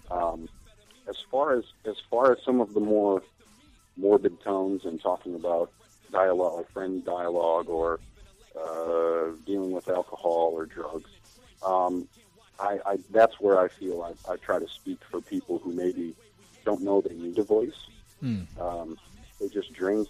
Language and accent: English; United States; for me being an American